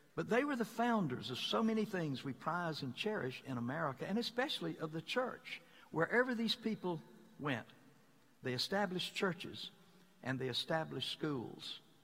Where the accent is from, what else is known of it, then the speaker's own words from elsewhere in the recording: Mississippi, United States; moved away; I come from the most beloved state in the whole Union